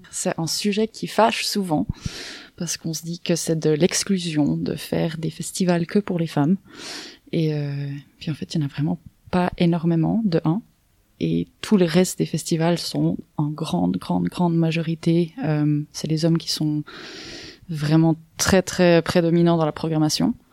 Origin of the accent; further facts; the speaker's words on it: Myanmar; j'ai grandi en Birmanie.